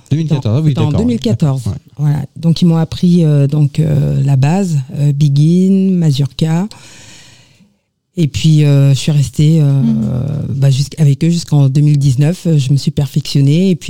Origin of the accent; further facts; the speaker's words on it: Normandy, France; moved away; also born or lived in Paris; Alors, moi, je suis euh, de la Martinique, née en Normandie.